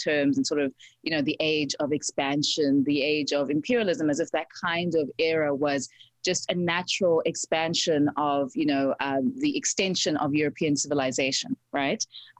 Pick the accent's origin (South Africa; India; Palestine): South Africa; also born or lived in Zimbabwe; now in United States; I was born in Zimbabwe, grew up in South Africa, and I'm here in the United States